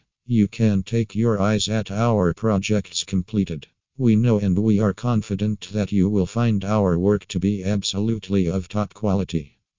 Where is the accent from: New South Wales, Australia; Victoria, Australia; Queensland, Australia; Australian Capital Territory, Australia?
New South Wales, Australia; from New South Wales and Australia.